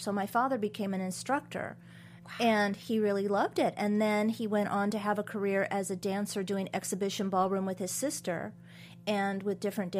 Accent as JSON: {"language": "English", "town": "Atascadero", "region": "California", "country": "United States", "tie": "born or raised there", "said": "But I was raised in Atascadero, and so I started my dance training, you know, with my dad"}